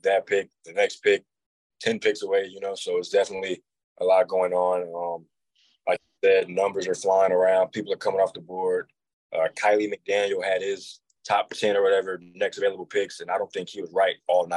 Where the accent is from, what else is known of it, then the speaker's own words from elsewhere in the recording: St. Louis, Missouri, United States; Growing up in St. Louis, I was most definitely a Cardinals fan.